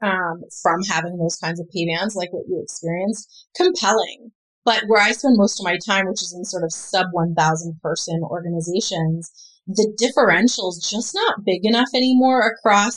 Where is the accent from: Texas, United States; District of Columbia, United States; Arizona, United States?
District of Columbia, United States; Washington; also born or lived in Maryland; I grew up in Washington, D.C. and in Maryland